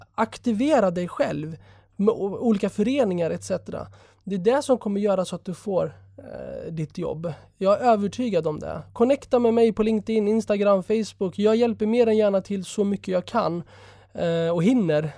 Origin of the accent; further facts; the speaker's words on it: Sweden; also born or lived in Jerusalem; jag är född i Sverige